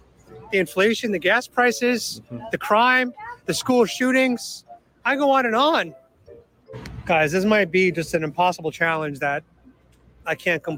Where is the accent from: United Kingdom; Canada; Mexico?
Mexico; Guadalajara, Jalisco; moved away; Guadalajara. Really? Yeah, yo soy un tapatío.